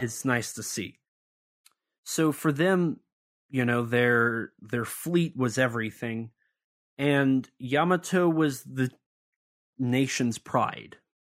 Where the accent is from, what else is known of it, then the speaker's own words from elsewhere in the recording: United States; I'm an American